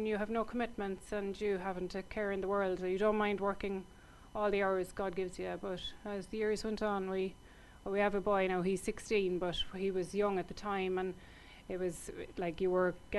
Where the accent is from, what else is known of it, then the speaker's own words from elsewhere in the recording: Cork, Munster, Ireland; moved away as an adult; now in West Cork, Ireland; I worked in a few different establishments in Cork, because I'm originally from Cork.